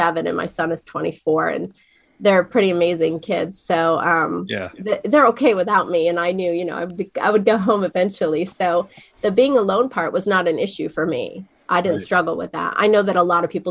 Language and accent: English; near Wellsboro, Pine Creek Gorge, Pennsylvania, United States; I grew up, you know, running around the mountains in a little town called Asif down in, you know, outside of Wellsboro, Pine Creek Gorge running through